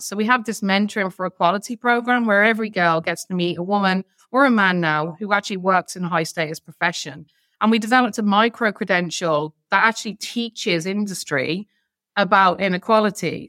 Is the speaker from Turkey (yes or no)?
no; Ireland; we're Irish